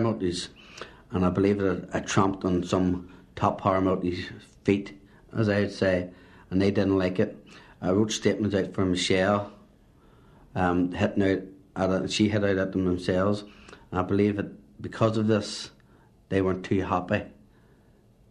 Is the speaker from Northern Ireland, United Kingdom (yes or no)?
yes; Belfast, Northern Ireland, United Kingdom; also born or lived in Antrim; I was brought up in Belfast, Shankill Road